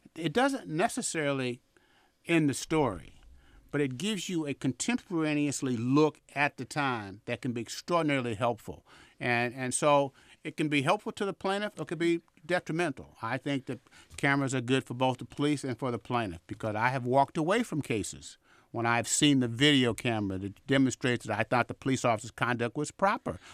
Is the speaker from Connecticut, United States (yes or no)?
no; Vallejo, California, United States; also born or lived in Chicago; now in Oakland, United States; I grew up in Vallejo